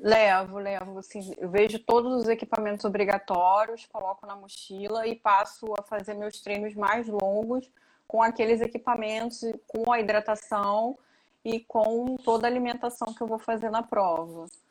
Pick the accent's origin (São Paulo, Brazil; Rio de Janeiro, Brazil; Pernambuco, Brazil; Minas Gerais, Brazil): Rio de Janeiro, Brazil; Niterói; eu sou de Niterói, Rio de Janeiro